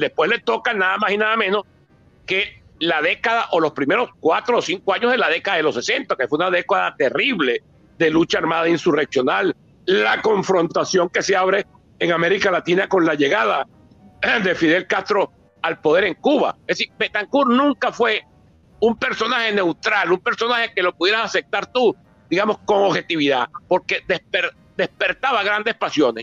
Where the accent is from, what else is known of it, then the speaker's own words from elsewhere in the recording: Barinas, Venezuela; yo soy de Barinas